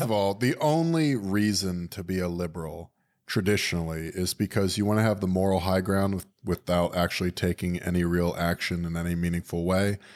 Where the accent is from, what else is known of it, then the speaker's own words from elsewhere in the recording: Florida, United States; I'm from Florida